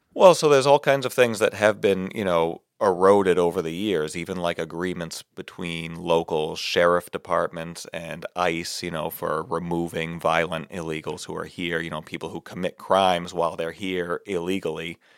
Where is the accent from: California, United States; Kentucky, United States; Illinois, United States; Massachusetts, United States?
Massachusetts, United States; Barnstable; Barnstable, my hometown